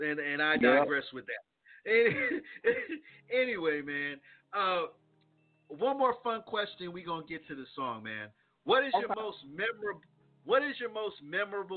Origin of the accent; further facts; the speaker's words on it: East Coast, United States; I'm from the East Coast